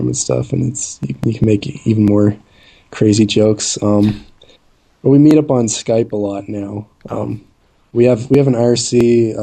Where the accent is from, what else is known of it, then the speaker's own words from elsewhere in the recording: Canada; I'm Canadian